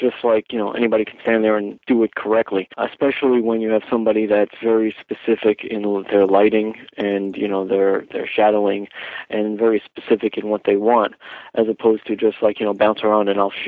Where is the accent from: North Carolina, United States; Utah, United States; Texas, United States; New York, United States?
New York, United States; also born or lived in Los Angeles, California; I'm born and raised in New York